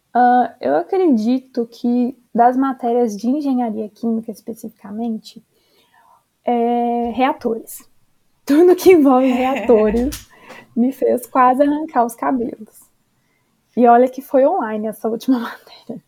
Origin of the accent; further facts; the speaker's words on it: Minas Gerais, Brazil; eu sou de Minas Gerais e a gente tem, acho que, é, uma refinaria só que fica lá perto da minha cidade